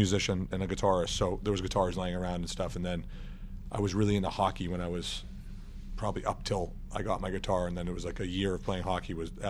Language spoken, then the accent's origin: English; New Hampshire, United States; I mean, I grew up in New Hampshire.